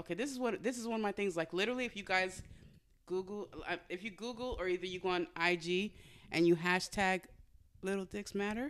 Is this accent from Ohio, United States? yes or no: no; Modesto, California, United States; I grew up in Modesto.